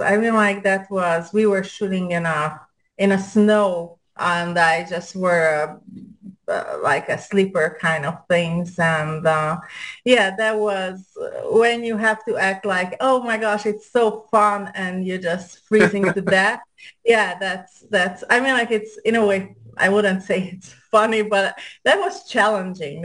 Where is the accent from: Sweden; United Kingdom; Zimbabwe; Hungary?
Hungary; accent: European; English is a second language; moved away as an adult; now in United States; I'm Hungarian